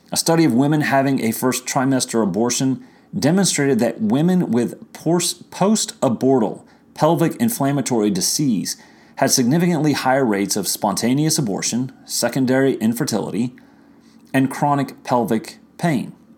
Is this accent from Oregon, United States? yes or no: no; Virginia, United States; my home state of Virginia